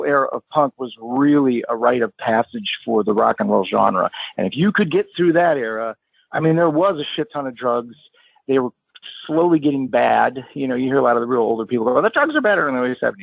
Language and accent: English; Cleveland, Ohio, United States; growing up in Cleveland